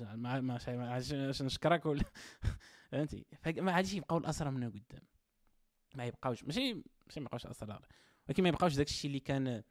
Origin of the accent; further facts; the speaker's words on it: Morocco; حنا المغاربه كمغربي قح اصيل امازيغي مقتدر